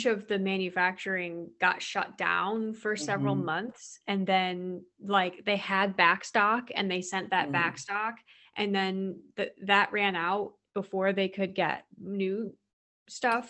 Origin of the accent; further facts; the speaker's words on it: United States; I'm American.